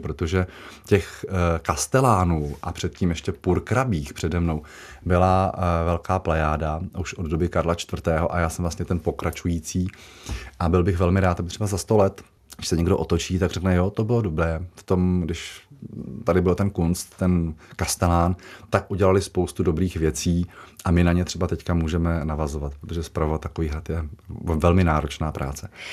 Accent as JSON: {"language": "Czech", "town": "Jaroměřice nad Rokytnou", "region": "Vysočina Region", "country": "Czechia", "tie": "born or raised there", "said": "Jaroměřického zámku, odkud pocházím, z Jaroměřic nad Rokytnou"}